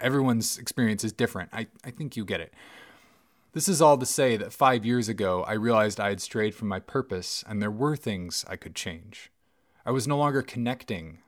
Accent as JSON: {"language": "English", "town": "Bellingham", "region": "Washington", "country": "United States", "tie": "born or raised there", "said": "my hometown"}